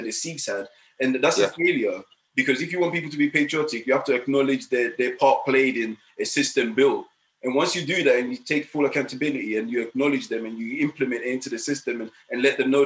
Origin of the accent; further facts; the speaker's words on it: Sweden; also born or lived in Ghana; now in United Kingdom; I was born in Ghana, I was raised in Sweden, I've got a Swedish passport still, but I've lived in UK for the last 20 years